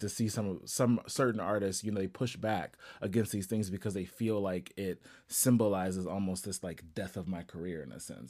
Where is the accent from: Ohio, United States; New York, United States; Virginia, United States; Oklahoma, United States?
Ohio, United States; I'm actually from Ohio